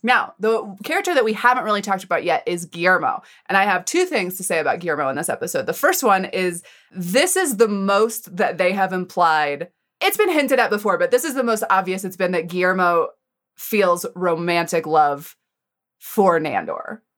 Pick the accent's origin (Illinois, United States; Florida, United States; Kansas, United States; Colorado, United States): Colorado, United States; I grew up in Colorado